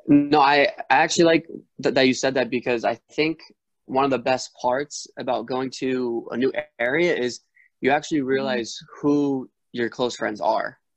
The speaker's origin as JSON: {"language": "English", "region": "Rhode Island", "country": "United States", "moved": "as an adult", "lives_now": "Arizona, United States", "said": "I'm from I'm from Rhode Island and when I went to ASU"}